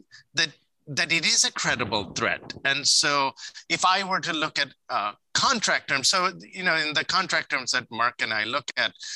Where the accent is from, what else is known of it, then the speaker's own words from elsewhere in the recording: India; moved away; I grew up in India in the 70s and 80s